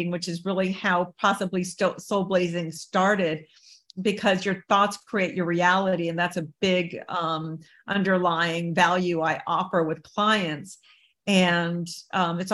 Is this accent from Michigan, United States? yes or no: no; San Diego, California, United States; I grew up in San Diego under a Baghdad roof.